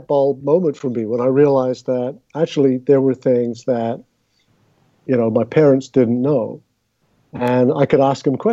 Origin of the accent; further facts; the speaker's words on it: London, United Kingdom; moved away as an adult; also born or lived in Southern California; now in United States; So I grew up in England, and we lived in North London